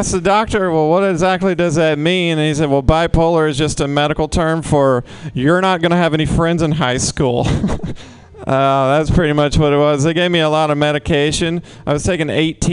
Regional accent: the South, United States; now in San Francisco, United States; I'm from the South

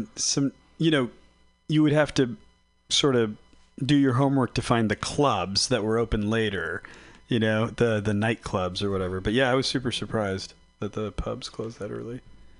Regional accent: Philippines; I am Filipino.

